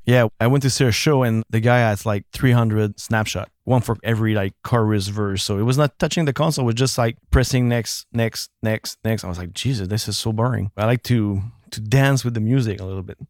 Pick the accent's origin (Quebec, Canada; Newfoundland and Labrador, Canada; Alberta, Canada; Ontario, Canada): Quebec, Canada; Actonville; first language French; English is a second language; It was called, uh, Actonville, like an hour away from